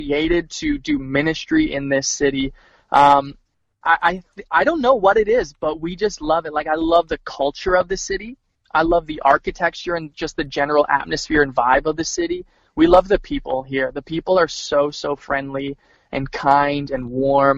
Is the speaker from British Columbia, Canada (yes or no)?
no; Edmonton, Alberta, Canada; moved away as an adult; now in Winnipeg, Canada; we're originally from Edmonton